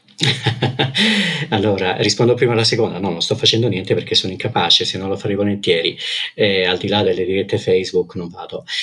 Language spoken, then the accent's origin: Italian; Calabria, Italy; moved away as an adult; now in Pisa, Italy; Vengo dalla Calabria, eh, una terra che amavo e amo forse ancora, ancora di più ora che non ci abito, mm, ora che non ci abito eh, però se la mia formazione e la mia infanzia eh, sono state in Calabria